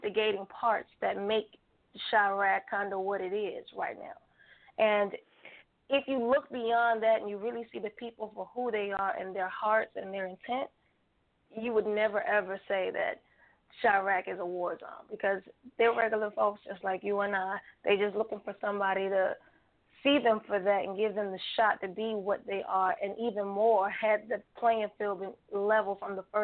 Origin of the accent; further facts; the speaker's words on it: Atlanta, Georgia, United States; now in Chicago, United States; I am from Atlanta, but actually I'm living currently in Chicago